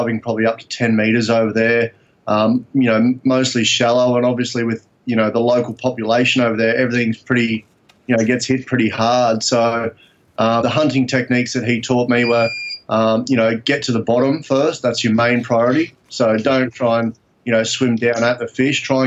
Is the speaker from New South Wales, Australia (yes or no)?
no; Gold Coast, Queensland, Australia; now in Cairns, Australia; I grew up on the Gold Coast